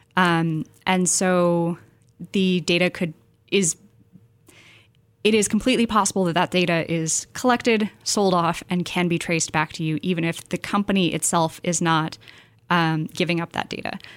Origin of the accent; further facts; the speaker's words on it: San Francisco Bay Area, California, United States; I was born and raised in the Bay